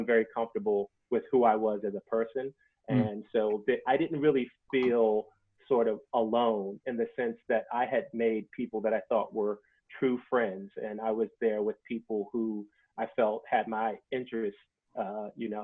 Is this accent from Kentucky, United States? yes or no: no; Washington, District of Columbia, United States; growing up in Washington, D.C., most of my friends were Black